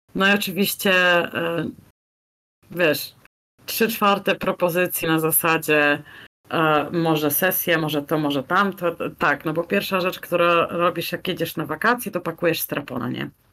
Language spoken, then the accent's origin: Polish; Poland; now in Almada, Portugal; Z Polski